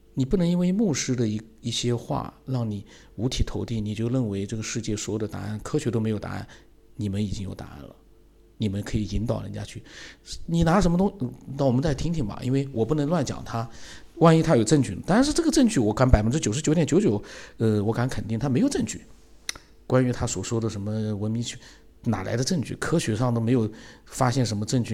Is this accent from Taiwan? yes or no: no; China; 因为佛教跟我们中国人来讲还是比较接近一点